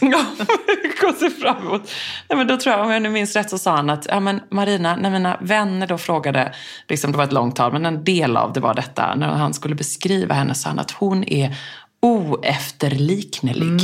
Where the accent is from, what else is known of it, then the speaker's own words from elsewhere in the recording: Gothenburg, Västra Götaland, Sweden; jag är från Göteborg.